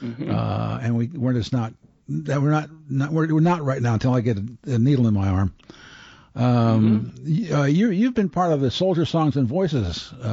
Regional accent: Baltimore, Maryland, United States; He and I are both from Baltimore, Maryland

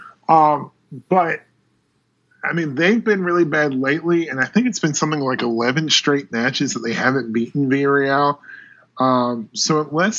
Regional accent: United States; I'm a little biased as an American

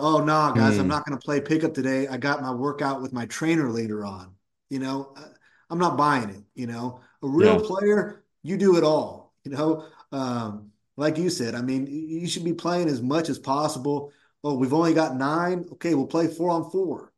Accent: Woodland, California, United States; born or raised there

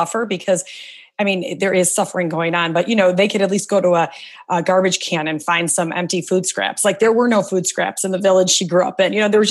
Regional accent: a suburb of Chicago, Illinois, United States; I grew up in a suburb of Chicago, and both my parents are immigrants. They came here from Serbia

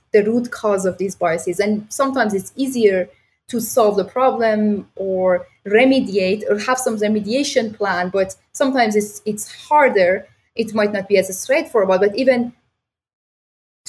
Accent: Iran; now in Toronto, Canada; I grew up back in Iran

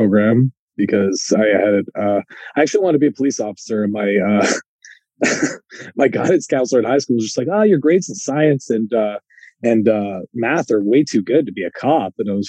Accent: Guelph, Ontario, Canada; I'm in a little town called Guelph, which, as a Canadian, you probably know where that is, but that's why I usually just tell people I'm from Toronto and live in Toronto, because it's all one.

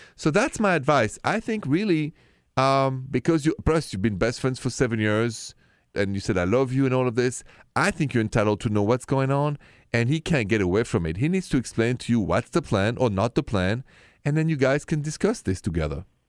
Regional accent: France; accent: French; English is a second language; moved away; The accent is French

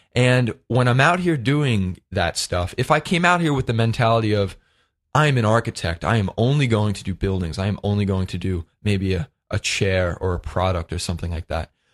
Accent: Lindenhurst, New York, United States; my hometown of Lindenhurst, Long Island

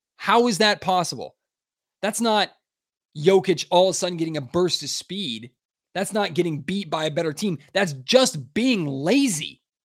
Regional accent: Sacramento, California, United States; born and raised in the Sacramento area

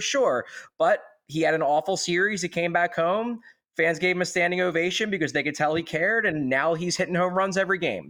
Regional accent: Philadelphia, Pennsylvania, United States; I grew up in Northeast Philadelphia

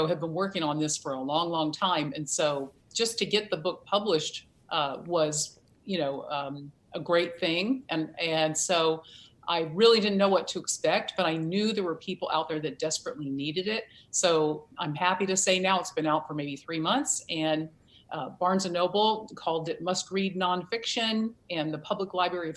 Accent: Virginia, United States; moved away; I'm from Virginia originally, and I have spent time on a farm.

